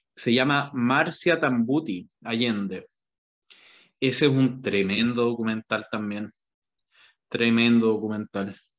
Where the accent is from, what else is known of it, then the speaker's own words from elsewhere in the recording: Chile; yo como chileno